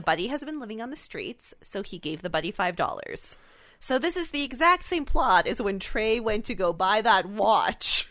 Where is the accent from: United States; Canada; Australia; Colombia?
Canada; we're Canadian